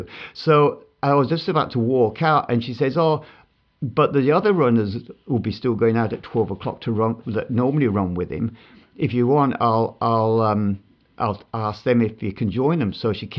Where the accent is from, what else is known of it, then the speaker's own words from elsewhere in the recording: Australia; and you know, being an Australian, you suddenly think, oh my goodness.